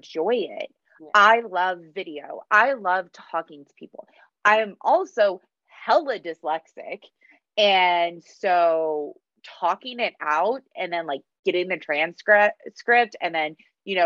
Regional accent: United States; first language English; I'm born in the States. You know, I've grown up here. English is my only language

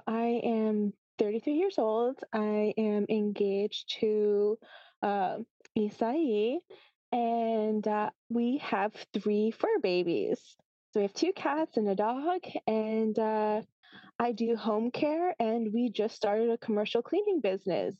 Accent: New Jersey, United States; also born or lived in Pennsylvania; now in Oregon, United States; I'm originally from the East Coast, New Jersey, and I lived in Pennsylvania for 8 years.

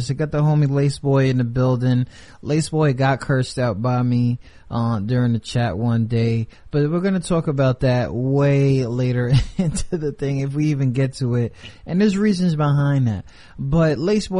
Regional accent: New York, United States; Your boy's from New York

